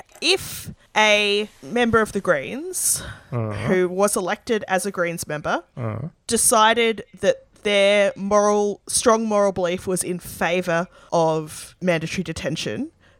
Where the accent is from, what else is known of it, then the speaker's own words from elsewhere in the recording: Sydney, New South Wales, Australia; I grew up in the Sydney Anglican Diocese where women can't lead churches